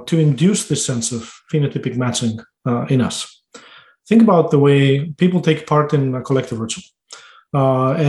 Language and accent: English; Greece; moved away